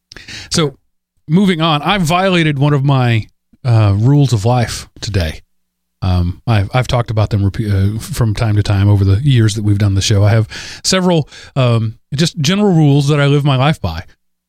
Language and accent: English; Wolf City, Texas, United States; accent: East Texas; And then I worked diligently to avoid sounding like I'm from East Texas. I don't mind sounding Southern.